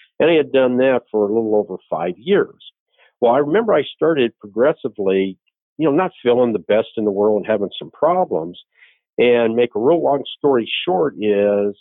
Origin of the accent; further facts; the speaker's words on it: Phoenix, Arizona, United States; also born or lived in Williams Air Force Base, Arizona / Scottsdale / Chandler / Yuma; I am a native Arizonan, and I was born at Williams Air Force Base.